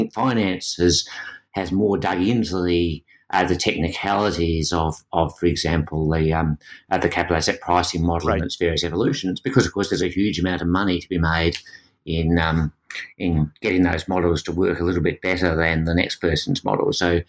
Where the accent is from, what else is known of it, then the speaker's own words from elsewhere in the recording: Australia; being an Australian gives you a different perspective. Australia has the highest minimum wage in the world in real terms, and yet our labour market in most respects looks very like the US